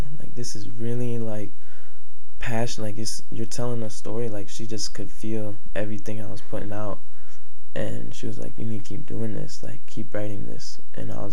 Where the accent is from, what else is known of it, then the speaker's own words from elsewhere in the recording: Richmond Heights, Ohio, United States; also born or lived in Westlake, Ohio; I grew up in Richmond Heights